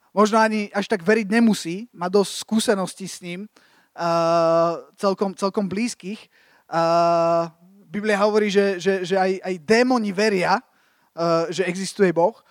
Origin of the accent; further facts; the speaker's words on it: Slovakia; som sa vrátil z tej Ameriky na Slovensko